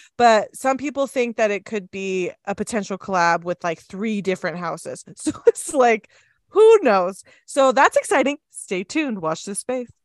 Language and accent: English; Southern California, United States; now in Utah, United States; I grew up in Southern California